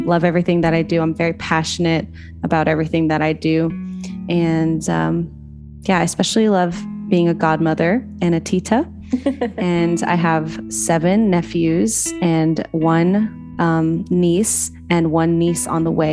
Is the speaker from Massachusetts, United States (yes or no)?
no; South Louisiana, United States; now in Los Angeles, United States; I am living in Los Angeles, where I was born. However, I was raised in South Louisiana